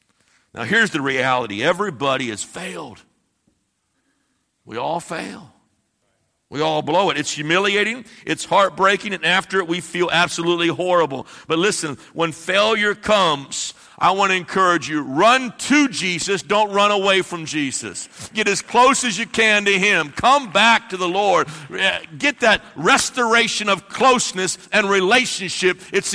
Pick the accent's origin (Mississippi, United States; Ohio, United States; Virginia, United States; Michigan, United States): Ohio, United States; I'm from the Midwest. We have no accent. We're just right smack in the middle. There's no accent from Ohio whatsoever, I'm sure.